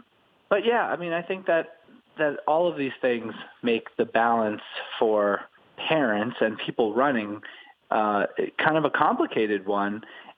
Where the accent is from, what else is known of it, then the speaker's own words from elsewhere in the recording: New York, United States; As a New Yorker, I've certainly watched that.